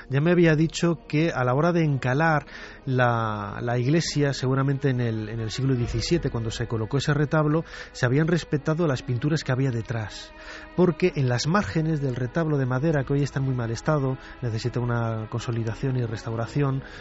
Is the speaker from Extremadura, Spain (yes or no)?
no; Castile and León, Spain; No solamente como leonés, porque yo soy de, de allí, es, es mi tierra